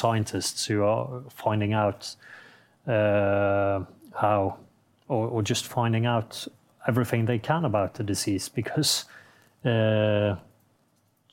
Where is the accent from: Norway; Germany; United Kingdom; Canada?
Norway